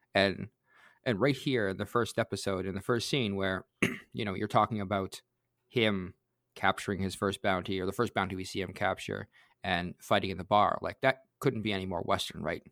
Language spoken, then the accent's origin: English; Canada; I'm Canadian